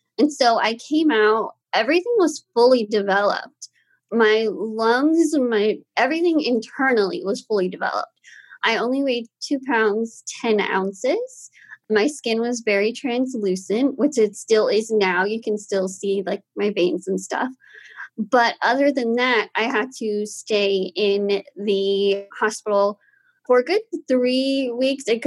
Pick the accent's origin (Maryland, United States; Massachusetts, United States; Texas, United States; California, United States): Texas, United States; Austin; I was born and raised here in Austin.